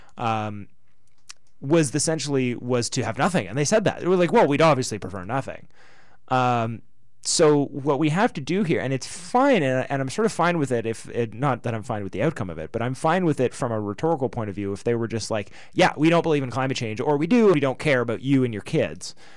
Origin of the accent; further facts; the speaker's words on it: Canada; we're Canadian